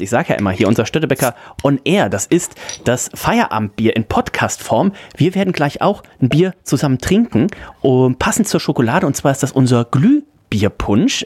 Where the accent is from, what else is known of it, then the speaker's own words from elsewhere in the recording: Leverkusen, North Rhine-Westphalia, Germany; now in Hamburg, Germany; ich komme ja aus der, aus der Gegend, aus dem Großraum Leverkusen